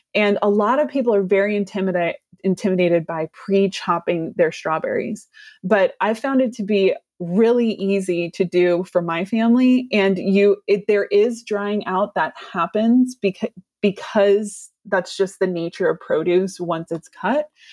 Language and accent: English; California, United States; I'm a Californian